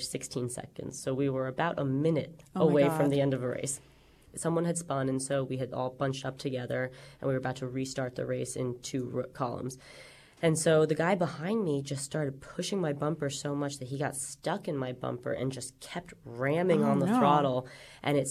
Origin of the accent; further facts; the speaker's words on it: New York, United States; as a New Yorker